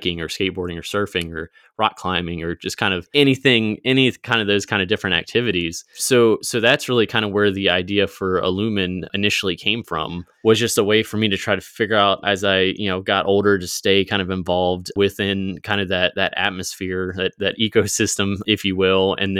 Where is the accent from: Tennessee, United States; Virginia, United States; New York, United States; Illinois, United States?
Virginia, United States; now in Springfield, United States; So I grew up in Virginia, currently in Springfield, Missouri area right now.